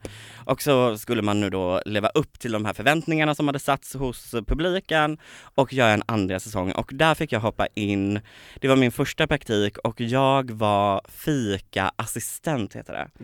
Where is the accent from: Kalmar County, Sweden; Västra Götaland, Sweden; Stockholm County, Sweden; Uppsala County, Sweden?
Kalmar County, Sweden; Påryd; moved away; i ett litet samhälle som heter Påryd där jag är uppvuxen.